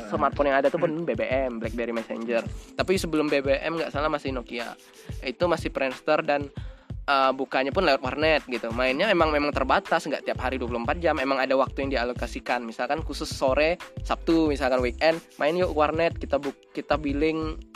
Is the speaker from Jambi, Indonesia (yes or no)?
yes; Jambi, Indonesia; saya misalkan di, saya orang Jambi ya saya nggak berteman dengan orang Jambi kebanyakan